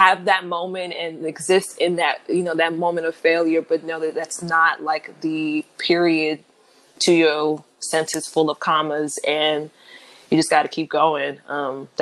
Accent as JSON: {"language": "English", "town": "Los Angeles", "region": "California", "country": "United States", "said": "I'm from Los Angeles, California."}